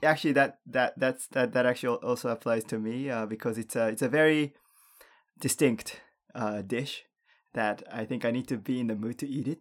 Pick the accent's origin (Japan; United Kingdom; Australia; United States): Japan; also born or lived in Canada; growing up in Japan